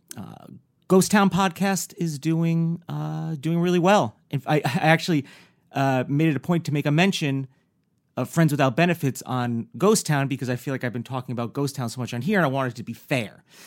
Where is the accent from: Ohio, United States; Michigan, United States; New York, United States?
New York, United States; coming from somebody who grew up in New York